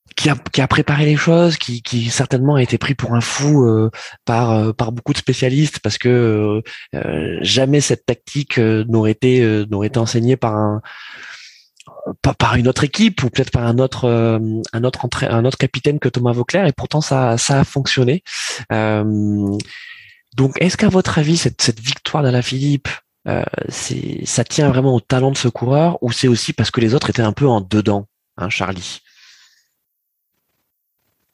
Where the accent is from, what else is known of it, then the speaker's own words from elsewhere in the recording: France; en tant que Français.